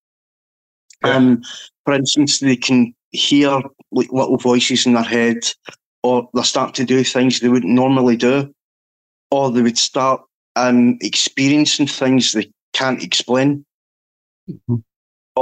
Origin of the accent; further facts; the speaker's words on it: Scotland, United Kingdom; being Scottish